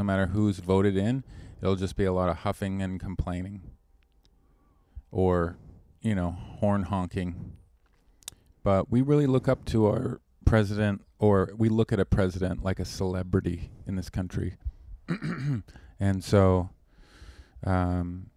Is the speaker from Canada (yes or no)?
yes; Canada; moved away; I'm a Canadian